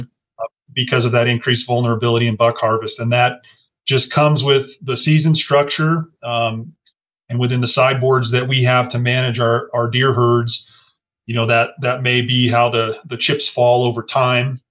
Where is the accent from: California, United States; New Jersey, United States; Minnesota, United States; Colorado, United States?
Colorado, United States; I grew up in Colorado